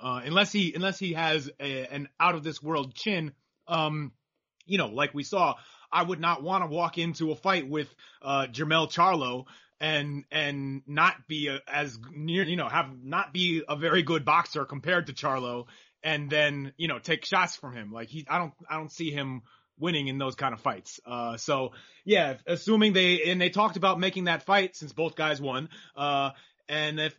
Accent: New York City, New York, United States; moved away; I'm from Manhattan

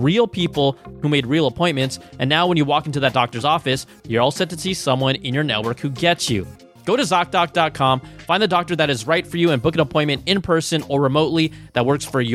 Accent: Bay Area, California, United States; I'm from the Bay Area.

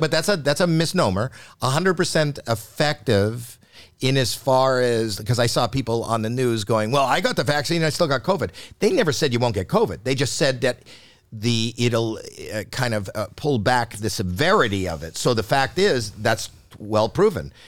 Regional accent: Canada; I was born in Canada

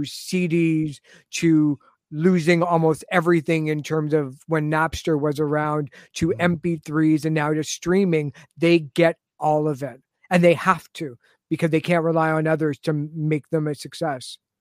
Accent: Toronto, Ontario, Canada; now in Richmond Hill, Canada; I grew up in the Jane and Finch area. Mm-hmm. And then moved to Richmond Hill, where I live now

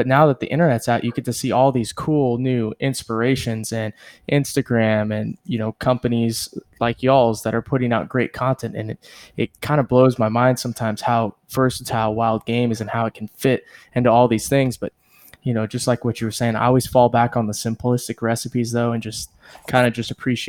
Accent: Central South Texas, United States; moved away; I came from Central South Texas, and so growing up, everybody hunted

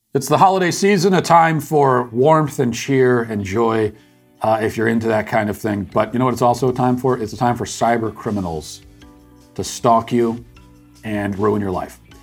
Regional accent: United States; as an American

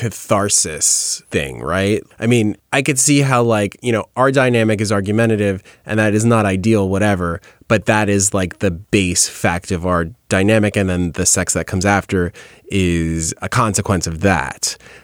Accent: New York, United States; Sorry, I'm from New York.

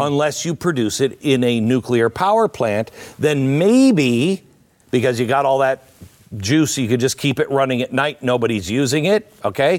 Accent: Pacific Northwest, United States; I grew up in the Pacific Northwest

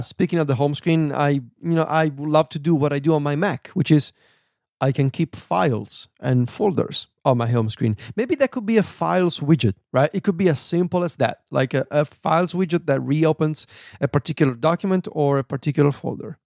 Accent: Italy; first language Italian; English is a second language; I'm not so good at my native language anymore. I am losing my Italian abilities

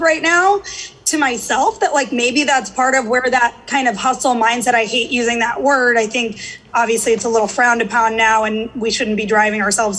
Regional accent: St. Louis, Missouri, United States; moved away as an adult; also born or lived in Atlanta, Georgia; now in New York, United States; I grew up in St. Louis.

